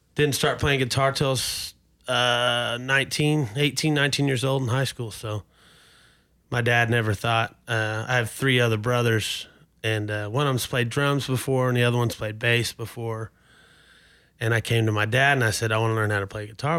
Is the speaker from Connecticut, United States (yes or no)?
no; Oklahoma City, Oklahoma, United States; I was born here in, uh, or in Oklahoma City, and, uh, lived most of my childhood life in Oklahoma City